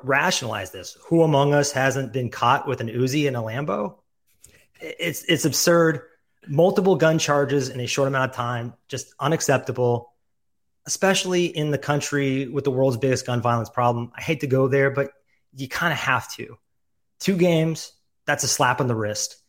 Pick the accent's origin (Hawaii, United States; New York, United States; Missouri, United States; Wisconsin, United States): Missouri, United States; Springfield; I grew up in Springfield